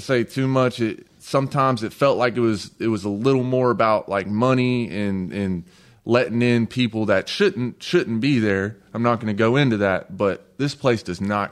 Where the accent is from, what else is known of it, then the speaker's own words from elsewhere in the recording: North Georgia, United States; accent: country; I'm from North Georgia.